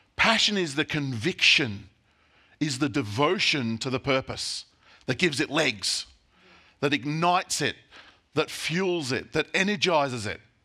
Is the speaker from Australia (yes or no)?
yes; Australia; as Aussie Christians